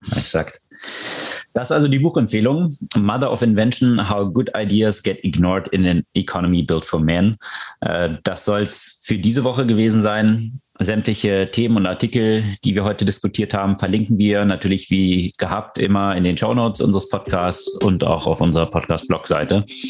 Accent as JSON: {"language": "German", "country": "Switzerland", "said": "ich als Schweizer Staatsbürger und äh, Schutzraum, Schutzraumverantwortlicher in der Schweiz"}